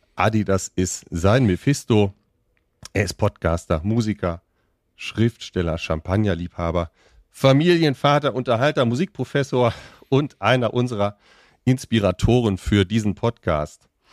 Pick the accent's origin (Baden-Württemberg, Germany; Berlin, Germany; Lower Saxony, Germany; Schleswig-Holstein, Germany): Lower Saxony, Germany; Weserbergland; ich komme ja aus dem Norden, ja, im Weserbergland